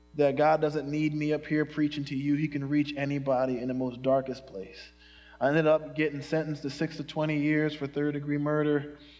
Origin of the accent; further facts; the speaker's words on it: Philadelphia, Pennsylvania, United States; now in Chicago, United States; I was born in Chicago, but I grew up in Philadelphia, in North Philadelphia